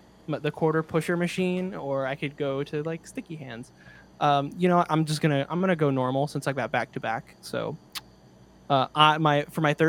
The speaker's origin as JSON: {"language": "English", "area": "the East", "region": "East Coast", "country": "United States", "tie": "born or raised there", "moved": "yes", "lives_now": "California, United States", "said": "growing up in the East"}